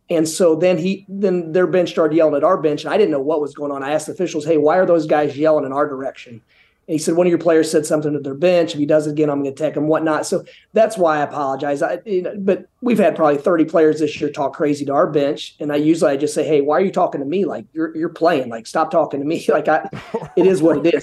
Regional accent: Indiana, United States; moved away as an adult; now in Boca Raton, United States; growing up in Indiana

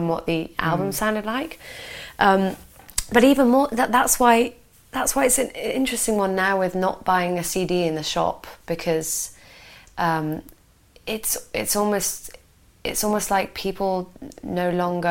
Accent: Hereford, West Midlands, United Kingdom; moved away as an adult; I had this solid job in Hereford, and you know I could make a good, decent wage. And I missed my hometown

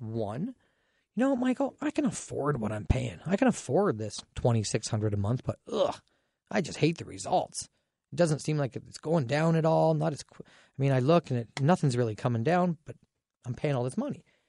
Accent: Dorchester, Ontario, Canada; my hometown Dorchester

